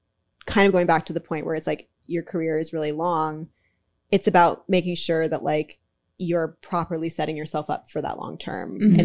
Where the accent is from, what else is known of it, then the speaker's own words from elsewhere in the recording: the Bay Area, California, United States; I'm like from the Bay Area.